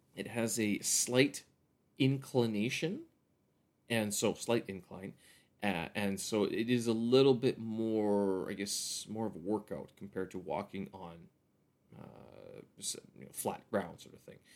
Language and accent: English; Canada; now in Beijing, China; I'm a Canadian expat here in Beijing, China